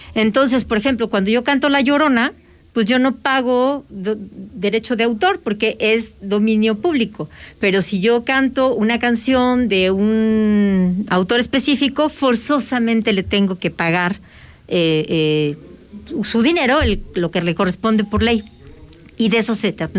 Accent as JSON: {"language": "Spanish", "country": "Mexico", "said": "todos existimos como mexicanos"}